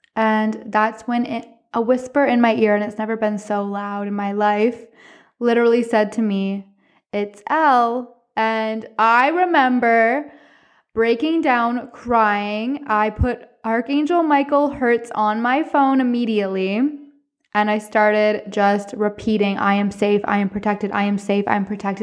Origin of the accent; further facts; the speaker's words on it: Cornwall, Ontario, Canada; I'm from Cornwall, Ontario